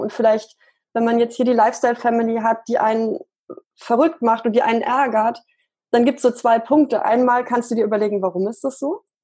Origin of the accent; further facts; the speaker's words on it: Munich, Bavaria, Germany; ich komme aus München